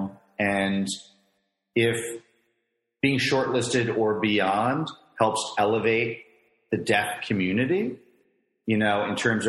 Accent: Frederick, Maryland, United States; from my hometown

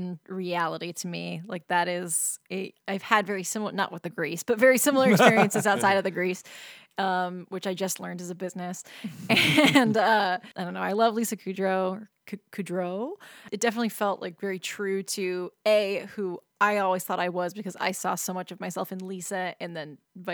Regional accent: Southern California, United States; I grew up in Southern California

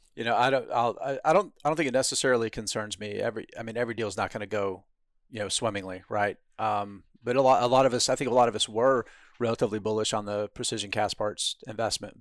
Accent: Moultrie, Georgia, United States; now in Southern California, United States; the hospital I was born at in Moultrie, Georgia

